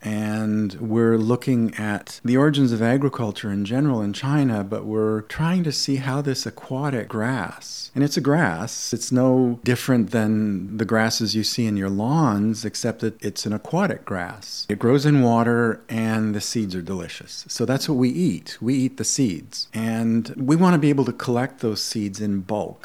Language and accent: English; Canada; I grew up in Canada, going through the school system here in elementary school